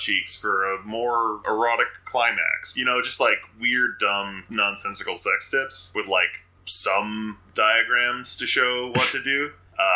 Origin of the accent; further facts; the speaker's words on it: Canada; also born or lived in Toronto / Cambridge; I'm Canadian